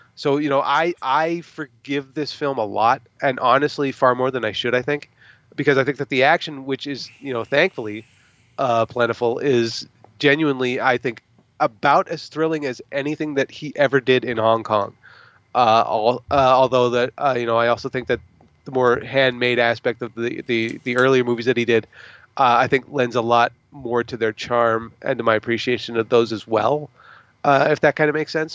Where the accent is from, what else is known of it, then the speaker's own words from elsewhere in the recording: United States; as an American, uh, moviegoer